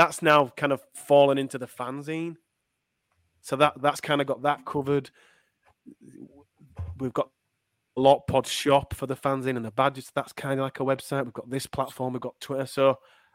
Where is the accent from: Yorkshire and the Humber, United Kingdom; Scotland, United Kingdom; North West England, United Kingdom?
Yorkshire and the Humber, United Kingdom; Leeds; accent: Leeds; I'm from Leeds. I'm from Unslet in Leeds